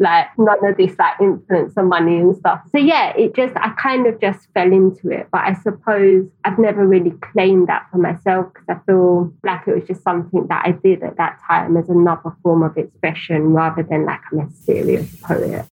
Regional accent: London, United Kingdom; I grew up in Tower Hamlets.

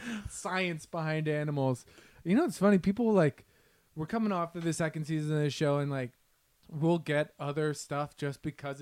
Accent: Freehold, New Jersey, United States; I'm from Central New Jersey.

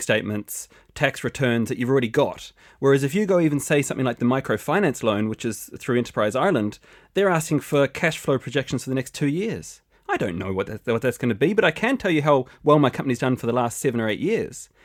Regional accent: New Zealand; moved away; I'm originally from New Zealand.

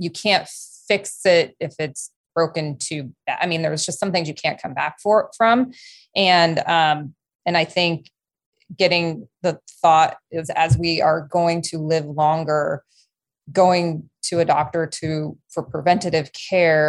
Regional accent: East Coast, United States; moved away; my growing up back east.

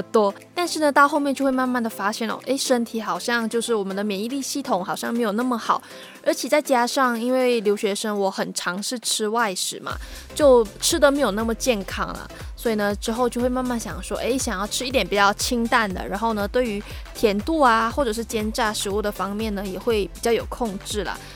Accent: Malaysia; moved away as an adult; now in Taiwan; 我在我的家乡，就是马来西亚的时候，无论是在上课或者是在家里，都算是群体生活吧

